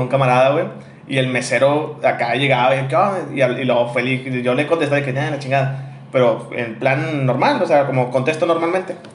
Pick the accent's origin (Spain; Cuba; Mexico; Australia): Mexico; Monterrey, Nuevo León; accent: regio